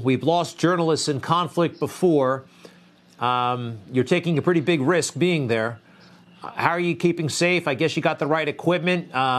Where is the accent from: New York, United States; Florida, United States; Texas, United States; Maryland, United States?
New York, United States; Long Island; So am I.